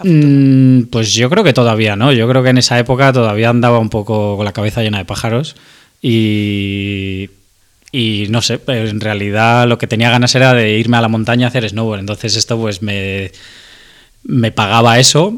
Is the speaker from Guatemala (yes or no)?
no; Madrid, Community of Madrid, Spain; soy de Madrid, he vivido siempre a las afueras de Madrid